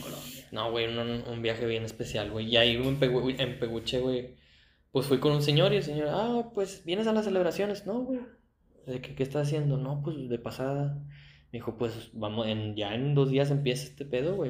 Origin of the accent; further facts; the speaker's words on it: Mexico; nosotros en México, güey, le abrimos los brazos a los de afuera